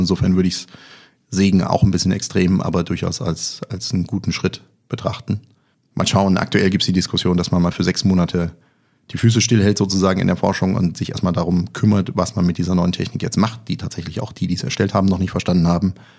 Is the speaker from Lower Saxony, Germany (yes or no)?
no; Kassel, Hesse, Germany; born or raised there